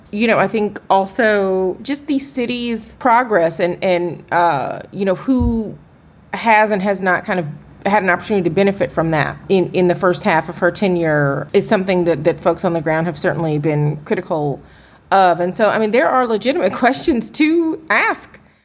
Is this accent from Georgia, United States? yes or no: yes; Atlanta, Georgia, United States; I am from Atlanta